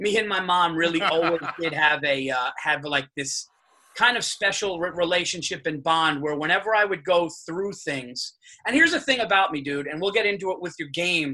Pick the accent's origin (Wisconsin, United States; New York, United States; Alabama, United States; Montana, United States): New York, United States; Yonkers; I'm from New York. I'm from actually born in Yonkers. I'm a Westchester guy